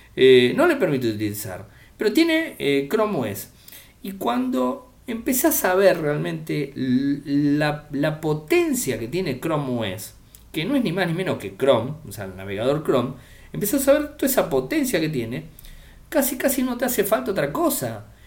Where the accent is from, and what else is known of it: Argentina